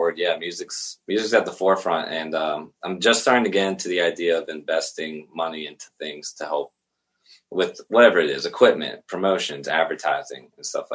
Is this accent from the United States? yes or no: yes; Crabtree, Pennsylvania, United States; I grew up in Crabtree, which is kind of like the backwoods of Latrobe